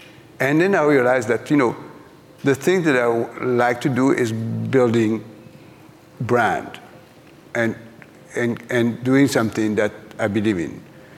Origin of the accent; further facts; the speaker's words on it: France; English is a second language; now in New York, United States; it was me, the French guy coming from New York, who having a culture shock in my hometown 36 years later.